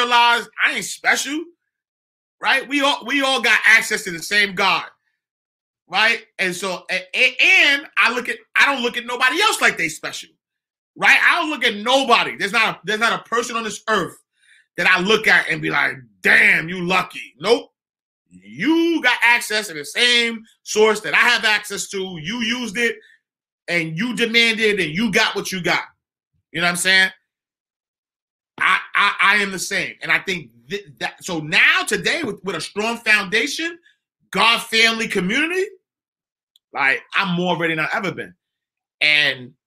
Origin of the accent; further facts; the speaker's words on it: New York City, New York, United States; I'm from 129th Street and 8th Avenue. I'm from the St. Nicholas Project.